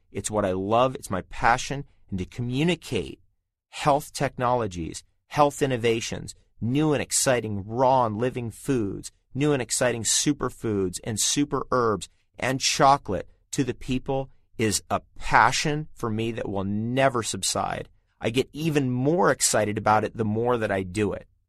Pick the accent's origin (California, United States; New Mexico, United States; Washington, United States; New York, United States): California, United States; Southern; I grew up in Southern California after the age of 10, and I spent many years there